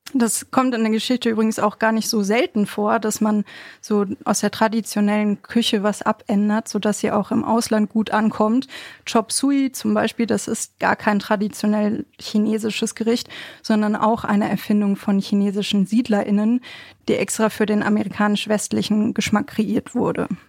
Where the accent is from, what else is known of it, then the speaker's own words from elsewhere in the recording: Bochum, North Rhine-Westphalia, Germany; Ich bin ja in Bochum groß geworden